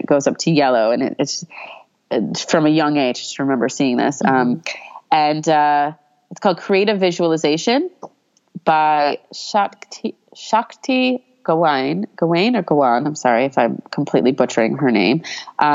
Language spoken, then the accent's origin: English; New York, United States; growing up in New York